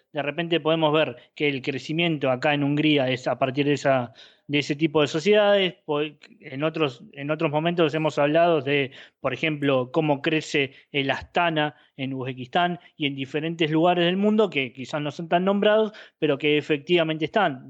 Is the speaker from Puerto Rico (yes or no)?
no; Argentina; somos argentinos